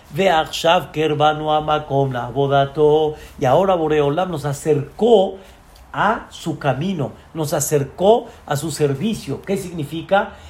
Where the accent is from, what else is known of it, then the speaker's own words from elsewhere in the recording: Mexico; Así como nosotros somos mexicanos